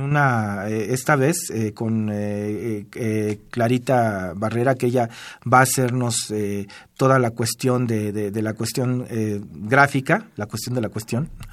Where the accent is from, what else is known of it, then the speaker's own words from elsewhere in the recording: Mexico City, Mexico; somos de Tenochtitlan